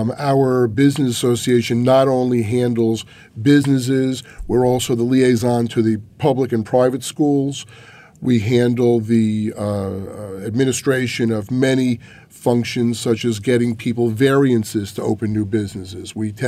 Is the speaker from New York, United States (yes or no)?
yes; Hewlett Bay Park, New York, United States; I grew up in Hewlett Bay Park. It has to be residential, and you have to have a minimum of 1 acre per property.